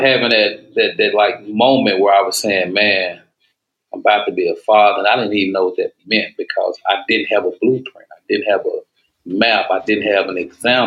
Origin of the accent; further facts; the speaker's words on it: Dallas, Texas, United States; I'm from East Dallas